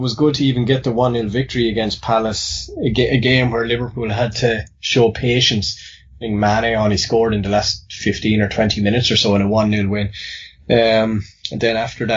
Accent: Ireland; accent: Irish; based on my accent. I'm Irish

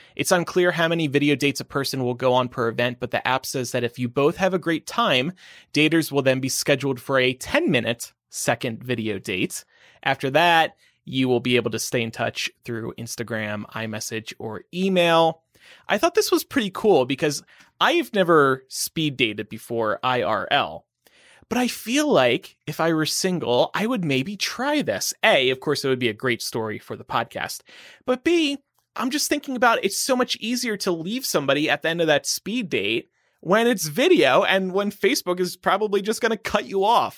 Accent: Nevada, United States; moved away; my home state of Nevada

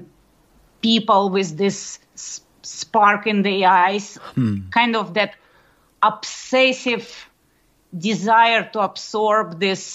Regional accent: Moscow, Russia; moved away; I grew up in Moscow, Russia

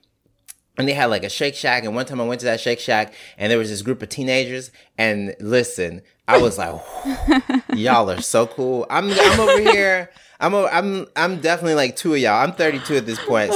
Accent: Mississippi, United States; now in New York, United States; I'm from Mississippi, we don't have Bloomingdale's in Mississippi

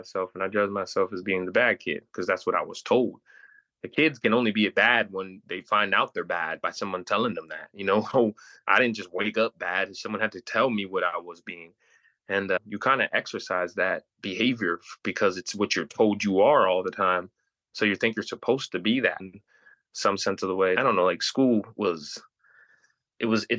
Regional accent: Pennsylvania, United States; I grew up in Pennsylvania.

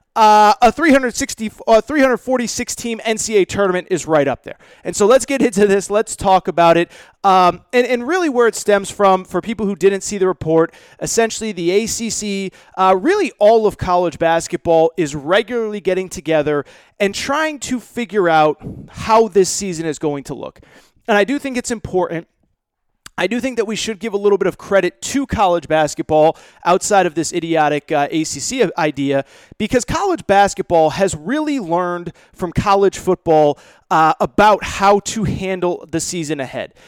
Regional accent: Connecticut, United States; where I grew up in Connecticut

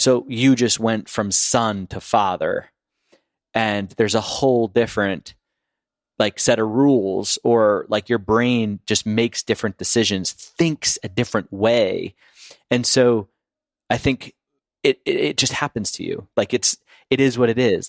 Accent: Boston, Massachusetts, United States; we're from Boston

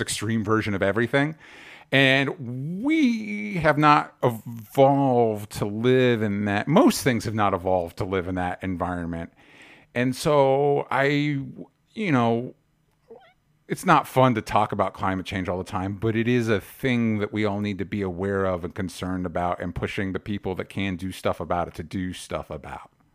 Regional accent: Florida, United States; now in Los Angeles, United States; I grew up in Florida

